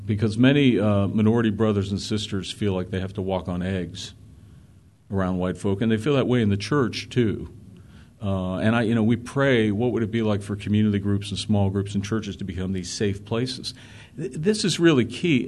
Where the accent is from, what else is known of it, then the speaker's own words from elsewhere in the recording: Pittsburgh, Pennsylvania, United States; I grew up in an area in Pittsburgh.